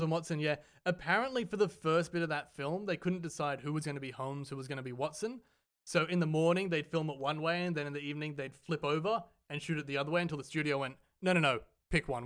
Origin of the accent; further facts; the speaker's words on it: Australia; we are from Australia